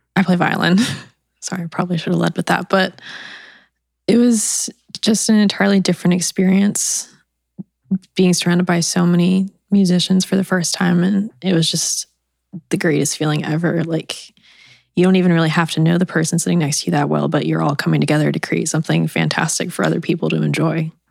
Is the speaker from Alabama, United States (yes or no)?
yes; Birmingham, Alabama, United States; I'm from Birmingham, Alabama. Um, I grew up in a very musical household